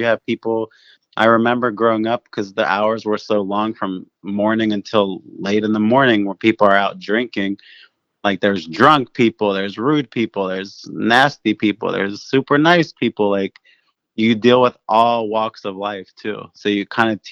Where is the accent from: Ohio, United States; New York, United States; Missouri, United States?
Ohio, United States; Cincinnati; I grew up in Cincinnati, but my family's business was in Newport, Kentucky